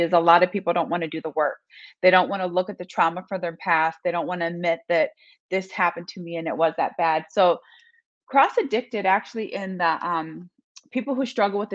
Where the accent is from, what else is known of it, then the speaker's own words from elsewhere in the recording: Las Vegas, Nevada, United States; now in Michigan, United States; Currently living in Michigan, but I grew up in Las Vegas, Nevada.